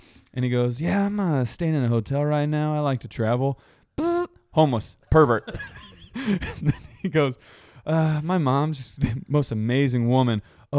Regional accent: Long Island, New York, United States; I ain't from Manhattan, sir. I'm from Long Island.

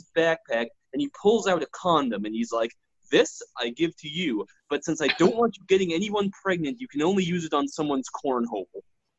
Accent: Louisville, Kentucky, United States; moved away; we're all from Louisville, Kentucky, originally.

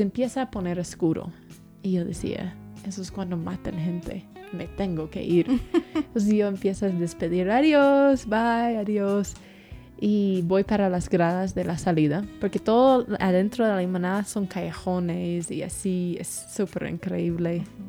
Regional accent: Tennessee, United States; Spanish is a second language; moved away as an adult; also born or lived in Guatemala; yo sí crecí en una burbuja en Tennessee, en un pueblo que, que, ni tenía semáforos

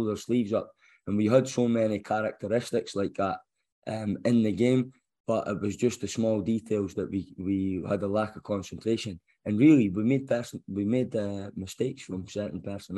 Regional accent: Scotland, United Kingdom; moved away; as a Scotsman

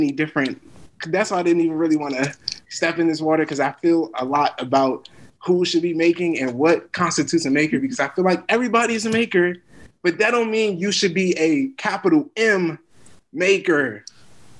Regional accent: United States; I'm an American

